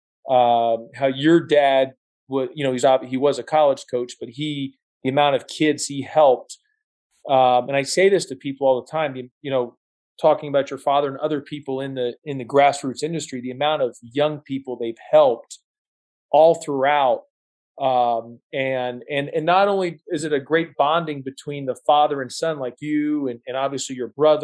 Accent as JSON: {"language": "English", "town": "Kingwood", "region": "Texas", "country": "United States", "tie": "born or raised there", "moved": "yes", "said": "I grew up in Kingwood, Texas, which is north of Houston"}